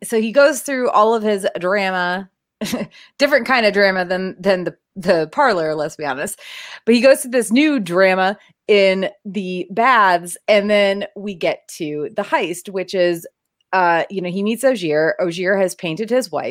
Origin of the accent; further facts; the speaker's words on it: New England, United States; I grew up in New England